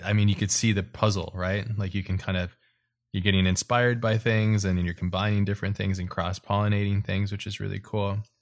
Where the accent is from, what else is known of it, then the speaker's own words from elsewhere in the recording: Hawaii, United States; I grew up in Hawaii